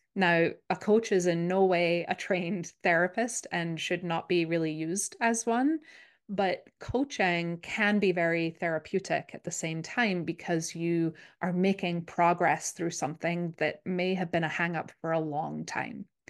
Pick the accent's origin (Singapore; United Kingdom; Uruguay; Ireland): United Kingdom; Scotland; now in Minnesota, United States; I grew up in Scotland, which is, if you've been wondering where I'm from, that's the accent